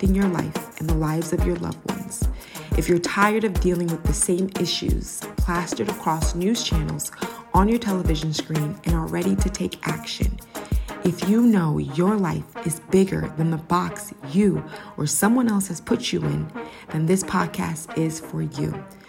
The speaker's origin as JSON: {"language": "English", "country": "Ghana", "lives_now": "United States", "said": "As a Ghanaian-American mother of three, wife, business partner, and more, you'll hear my personal stories and honest experiences"}